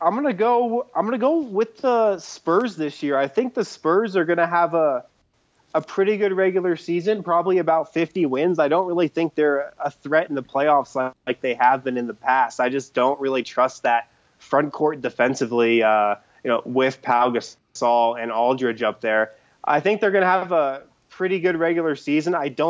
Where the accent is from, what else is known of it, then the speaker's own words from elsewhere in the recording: New York, United States; born there; I was born in New York, so I do have a John Starks Knicks jersey